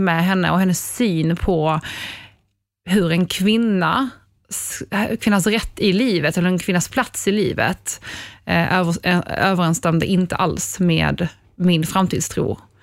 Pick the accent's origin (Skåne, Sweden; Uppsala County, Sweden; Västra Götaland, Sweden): Skåne, Sweden; Ystad; moved away; also born or lived in Poland / Norrtälje; Jag kommer från Ystad